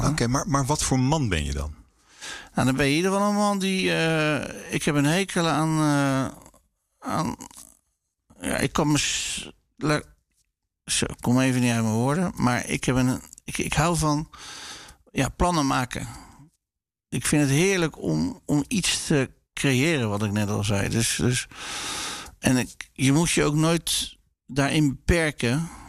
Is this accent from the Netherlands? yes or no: yes; Rotterdam, South Holland, Netherlands; Ik ben ook nooit verhuisd uit Rotterdam. Ik ben heel, eh, ja, heel loyaal aan deze stad.